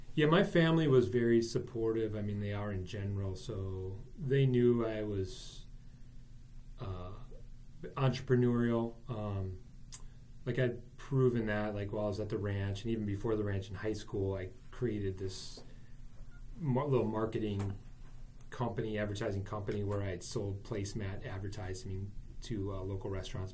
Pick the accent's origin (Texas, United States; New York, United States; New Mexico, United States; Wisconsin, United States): Wisconsin, United States; New Berlin; I grew up in New Berlin